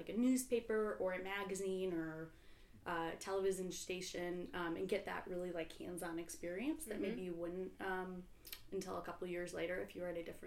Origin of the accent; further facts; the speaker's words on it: St. Louis, Missouri, United States; I grew up in St. Louis.